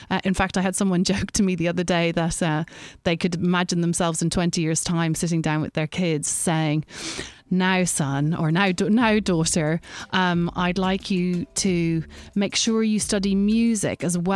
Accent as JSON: {"language": "English", "country": "Ireland", "said": "I being Irish"}